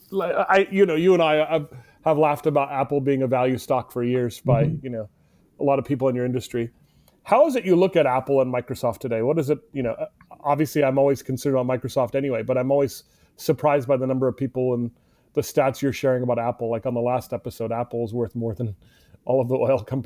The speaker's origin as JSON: {"language": "English", "country": "India", "said": "I'm Indian, right? So don't go to gold."}